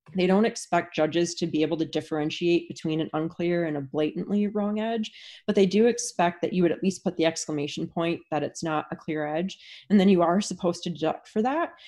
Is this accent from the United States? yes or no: yes; Wisconsin, United States; moved away; where I grew up in Wisconsin, there was no rink within an hour and a half of where I lived